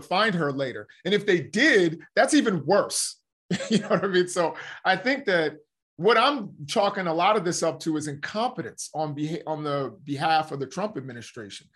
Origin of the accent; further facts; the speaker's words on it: United States; we as the American citizens and as the American people